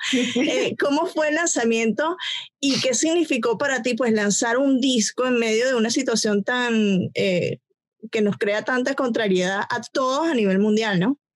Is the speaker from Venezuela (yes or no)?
yes; Venezuela; moved away